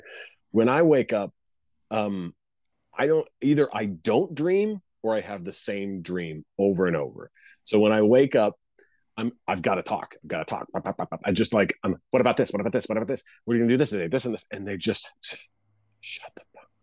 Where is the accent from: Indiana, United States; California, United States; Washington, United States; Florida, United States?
Washington, United States; Issaquah; moved away; also born or lived in South Carolina; Issaquah, my hometown